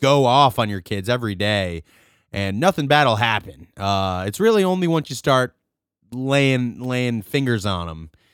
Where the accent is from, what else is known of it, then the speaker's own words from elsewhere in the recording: Rochester, New York, United States; I'm from Rochester